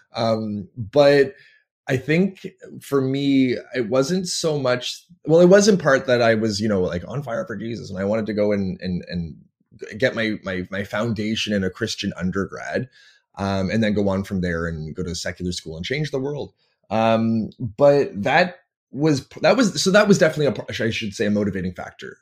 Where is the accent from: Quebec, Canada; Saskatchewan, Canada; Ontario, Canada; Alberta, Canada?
Ontario, Canada; Toronto; moved away as an adult; also born or lived in American South / Lynchburg, Virginia / Florida; I come from Toronto, Ontario, Canada, where I live now